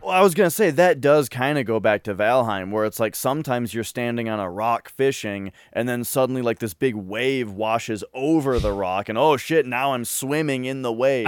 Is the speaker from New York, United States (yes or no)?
no; Minnesota, United States; I'm from Minnesota